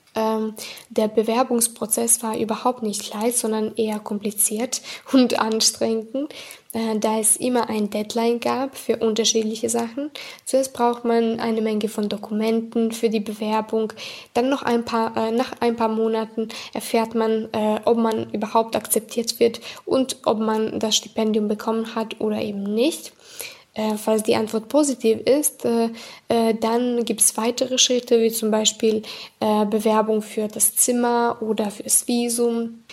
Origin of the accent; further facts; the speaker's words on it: Serbia; German is a second language; Ich komme aus Serbien.